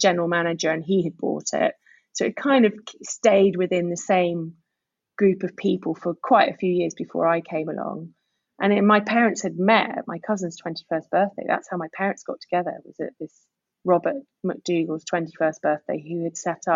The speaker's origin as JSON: {"language": "English", "country": "Guernsey", "moved": "yes", "said": "I am originally from Guernsey"}